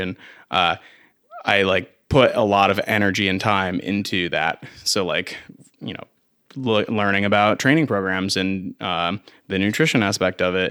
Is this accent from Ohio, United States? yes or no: no; Vermont, United States; also born or lived in Carthage, New York / Plattsburgh, New York; I was born in upstate New York, central New York area, Carthage. Um, and I lived in New York with my family for, like, a month and then moved to Vermont. So I'm technically not from Vermont, but, I mean, it's as close as you can get